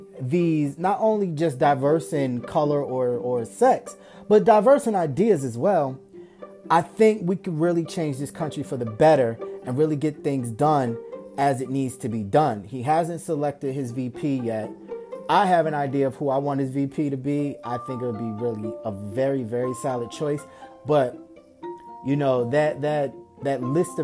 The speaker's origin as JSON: {"language": "English", "town": "Springfield", "region": "Massachusetts", "country": "United States", "tie": "born or raised there", "said": "my hometown, Springfield, Massachusetts"}